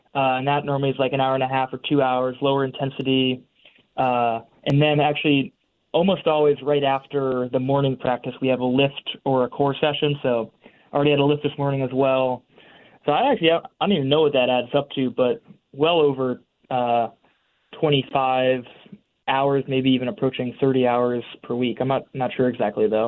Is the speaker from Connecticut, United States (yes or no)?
yes; Madison, Connecticut, United States; moved away as an adult; also born or lived in Williamstown, Massachusetts; now in Cambridge, United States; born and raised in Madison, Connecticut